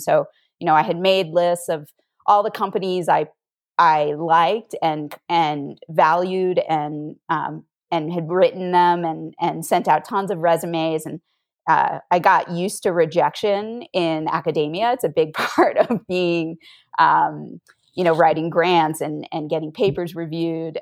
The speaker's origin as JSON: {"language": "English", "region": "Northern Virginia", "country": "United States", "tie": "born or raised there", "also_born_or_lived": "Utah", "moved": "as an adult", "said": "I grew up on the East Coast in Northern Virginia."}